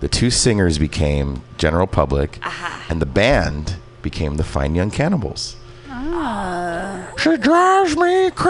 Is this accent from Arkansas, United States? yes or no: no; California, United States; I grew up in the Valley. Yeah. I'm